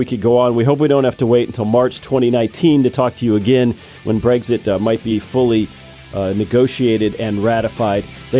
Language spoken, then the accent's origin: English; California, United States; we feel the same about California oftentimes here, my home state